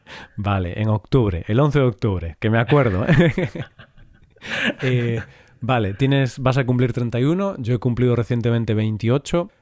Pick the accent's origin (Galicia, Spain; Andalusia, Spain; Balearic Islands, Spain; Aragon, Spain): Galicia, Spain; yo que soy de Galicia